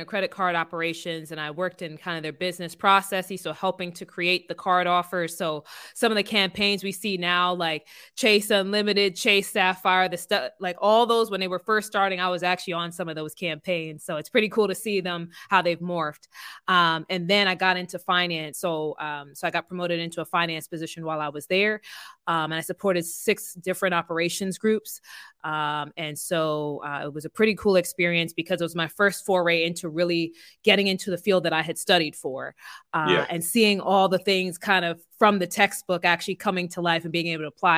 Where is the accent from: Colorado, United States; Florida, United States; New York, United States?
New York, United States; New York City; moved away as an adult; also born or lived in Delaware / Philadelphia / Alabama / Texas; I grew up in Brooklyn, New York